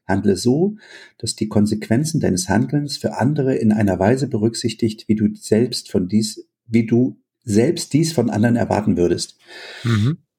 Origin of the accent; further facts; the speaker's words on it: East Germany, Germany; als ich klein war, äh, in der DDR aufgewachsen